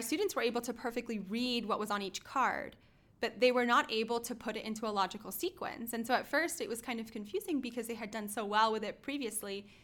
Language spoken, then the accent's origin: English; Florida, United States; we are all from Florida